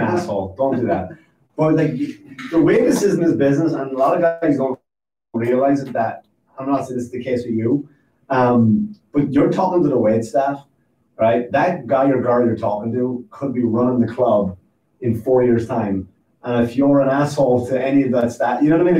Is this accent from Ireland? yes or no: yes; Ireland; now in United States; I'm from I'm from Ireland